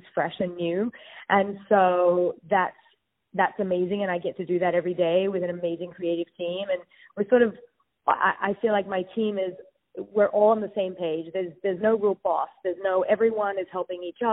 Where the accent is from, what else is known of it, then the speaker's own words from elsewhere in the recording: Sydney, New South Wales, Australia; also born or lived in New York; now in West Hollywood, United States; I'm from Sydney, Australia